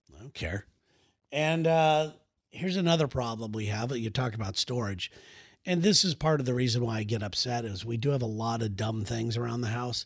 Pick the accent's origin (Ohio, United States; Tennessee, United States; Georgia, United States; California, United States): California, United States; we're from California